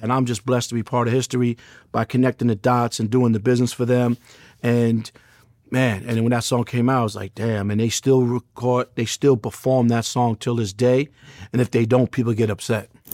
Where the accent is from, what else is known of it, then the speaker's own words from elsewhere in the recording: New York City, New York, United States; I'm from Queens, New York